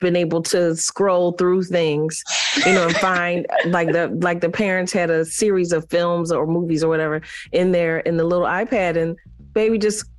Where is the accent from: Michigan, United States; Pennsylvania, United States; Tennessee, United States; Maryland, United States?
Pennsylvania, United States; Philadelphia; that homosexual men were in an area of the city where I grew up in Philly.